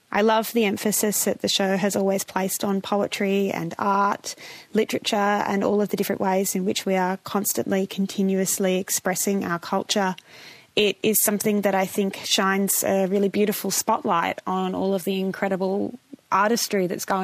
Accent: New South Wales, Australia; I'm a Bundjalung girl, but I was born and raised in Darug country, and now I live in Wurundjeri country in Nam.

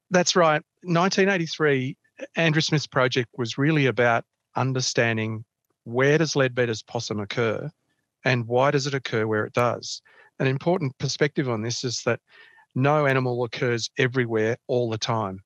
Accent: Canberra, Australian Capital Territory, Australia; also born or lived in Melbourne; I played, played football, uh, soccer in, in Canberra when I was growing up here. I, I was born in Melbourne, was in Melbourne for about ten years, and then my, my family moved here to, to Canberra.

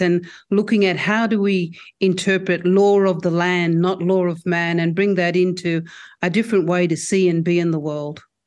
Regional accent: Broome, Western Australia, Australia; I'm speaking to you tonight on my home country, which is Jukunenyarū country in Broome

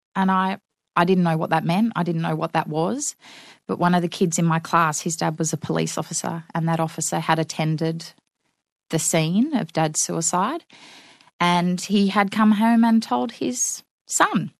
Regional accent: Newcastle, New South Wales, Australia; Yes, I grew up in Newcastle on the western shores of Lake Macquarie.

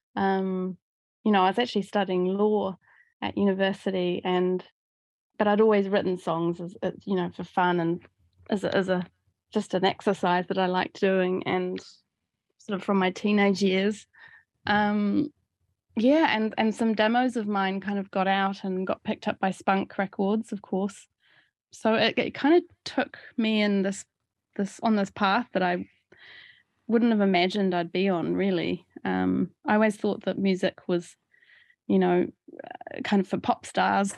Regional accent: Auckland, New Zealand; moved away as an adult; From, from the age of ten, I, I grew up around the Titirangi suburb, um, of West Auckland

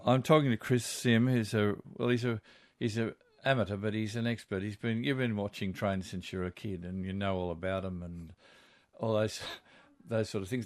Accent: Georges River, New South Wales, Australia; I grew up on the Georges River

